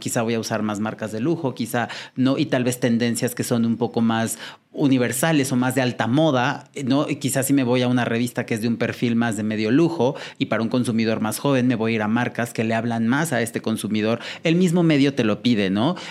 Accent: Puebla, Mexico; Yo soy de Puebla

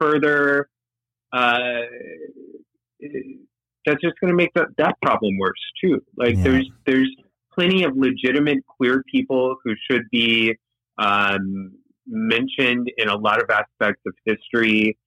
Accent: the South, United States; also born or lived in Guatemala; now in Miami, United States; I grew up in the South

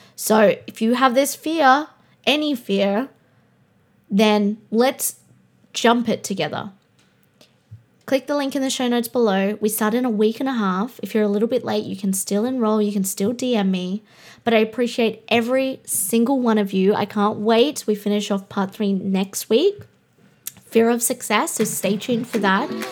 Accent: Australia; I'm Australian

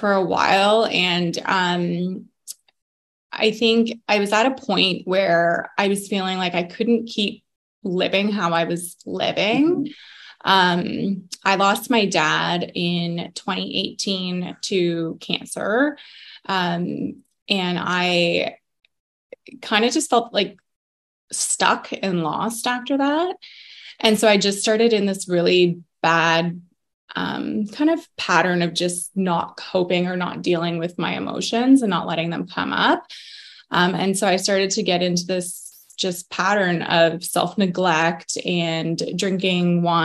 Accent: Barrie, Ontario, Canada; also born or lived in Waterdown, Ontario; I'm kind of born and raised in Barrie

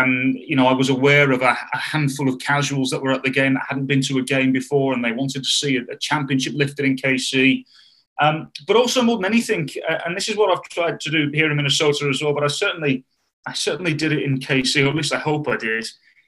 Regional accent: United Kingdom; And I don't even think it was because I'm British. And also, by the way, David, just because we're British

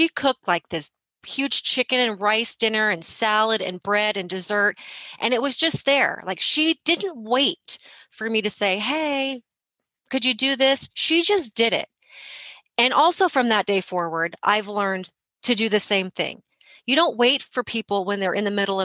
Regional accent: United States; as an American

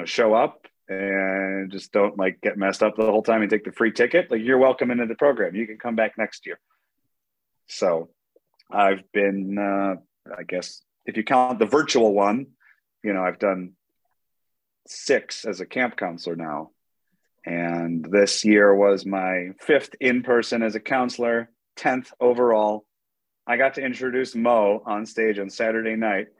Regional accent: Detroit, Michigan, United States; also born or lived in Asia; I'm from Detroit

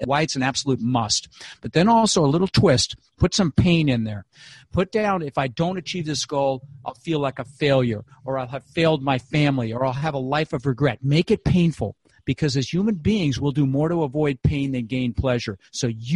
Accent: Denver, Colorado, United States; moved away; I grew up in Denver

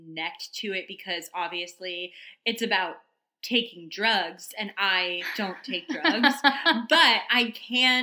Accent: a small town in Maine, United States; now in New York, United States; I come from a small town in Maine

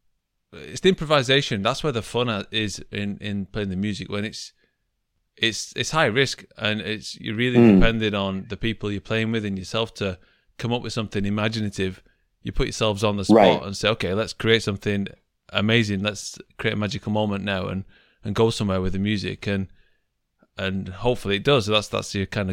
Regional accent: Manchester, North West England, United Kingdom; moved away as an adult; now in Japan; I'm from Manchester in England

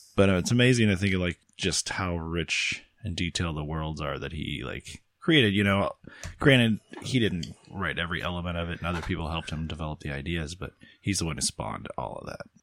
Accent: Champaign, Illinois, United States; my hometown

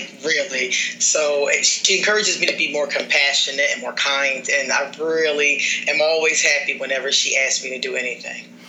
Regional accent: Philadelphia, Pennsylvania, United States; now in Costa Rica; I'm from Philadelphia, I'm from the hood

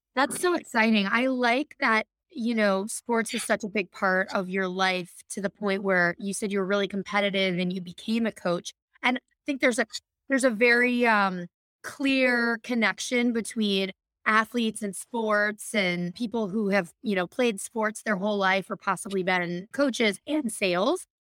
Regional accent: Midwest, United States; I grew up in the Midwest

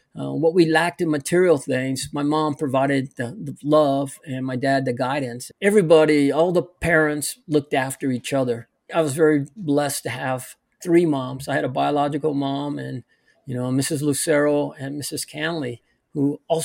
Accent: Santa Barbara, California, United States; moved away; I grew up in Santa Barbara, California.

